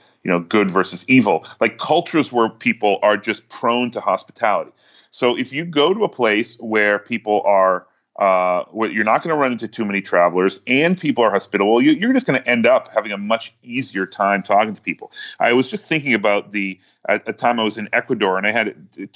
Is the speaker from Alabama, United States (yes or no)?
no; New York, United States; I'm from New York